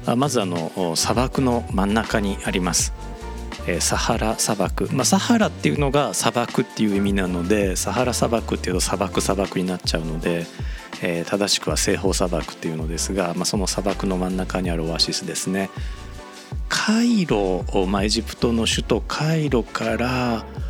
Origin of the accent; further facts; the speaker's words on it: Japan; 僕たち日本人が